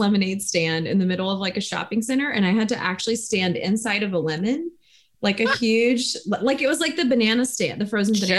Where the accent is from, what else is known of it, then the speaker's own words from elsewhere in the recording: South Carolina, United States; I'm from South Carolina.